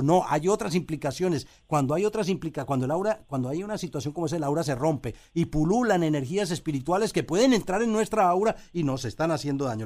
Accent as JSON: {"language": "Spanish", "country": "Colombia", "moved": "as an adult", "lives_now": "Puerto Rico", "said": "fui a Bogotá, eh, a Colombia donde soy"}